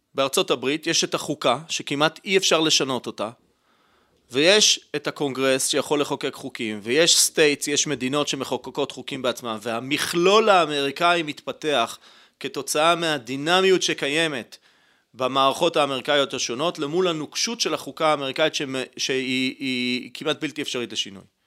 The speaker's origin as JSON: {"language": "Hebrew", "town": "Holon", "region": "Tel Aviv District", "country": "Israel", "tie": "born or raised there", "said": "נולדתי וגדלתי בישראל, במשפחה ציונית, חילונית, בחולון"}